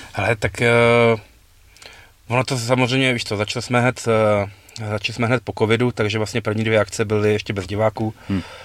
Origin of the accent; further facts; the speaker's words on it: Prague, Czechia; my jsme oba z Prahy